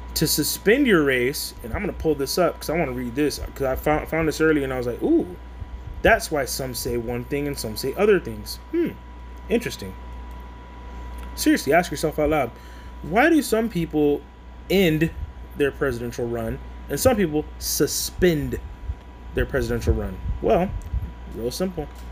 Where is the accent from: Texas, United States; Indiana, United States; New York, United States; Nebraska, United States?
Texas, United States; San Antonio; I'm just from San Antonio